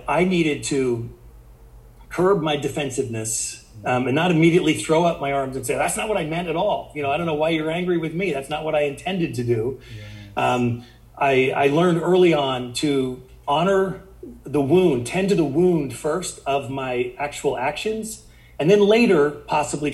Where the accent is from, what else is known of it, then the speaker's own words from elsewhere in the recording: Sand Hills area of Nebraska, United States; I grew up in the Sand Hills area of Nebraska.